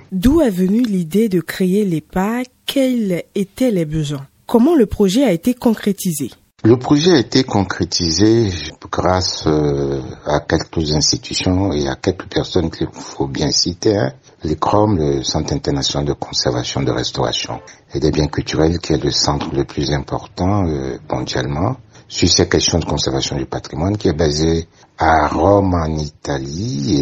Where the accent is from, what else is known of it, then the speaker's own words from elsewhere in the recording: Benin; chez nous au Bénin